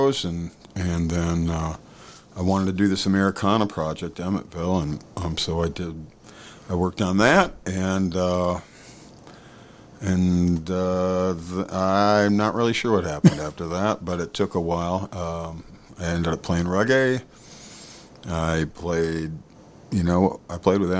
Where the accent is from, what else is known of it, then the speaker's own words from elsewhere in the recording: Watertown, Wisconsin, United States; moved away as an adult; also born or lived in Madison, Wisconsin; I grew up in Watertown, which is one wonderful little city, and so I came to Madison